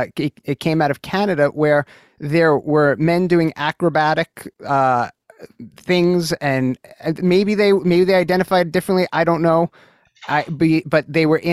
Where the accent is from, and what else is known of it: New York City, New York, United States; born or raised there